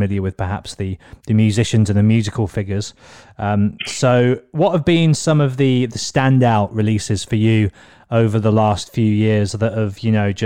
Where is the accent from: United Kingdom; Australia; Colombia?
United Kingdom; Birmingham, West Midlands; moved away as an adult; also born or lived in London; I moved back home with my mum in Birmingham